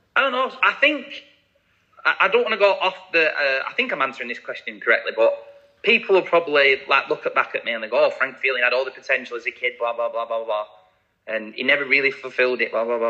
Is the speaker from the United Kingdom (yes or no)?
yes; Blackburn, North West England, United Kingdom; moved away; signed scholarship forms at 16 at Blackburn, my hometown club.